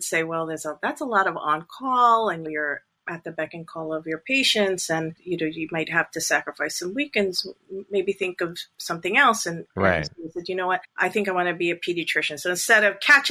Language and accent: English; Long Island, New York, United States; also born or lived in Toronto, Canada / Brooklyn, New York; we moved back to New York, Brooklyn, New York, and came to Long Island, New York in the early 1970s, like 1973. Okay. And I've been there ever since